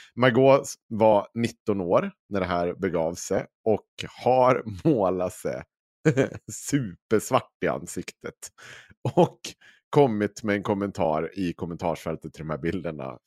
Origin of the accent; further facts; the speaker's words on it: Dalarna County, Sweden; jag är från Dalarna